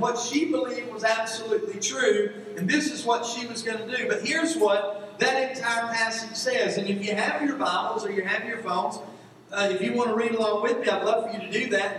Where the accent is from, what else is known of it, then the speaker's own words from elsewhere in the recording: Georgia, United States; moved away; I grew up in Georgia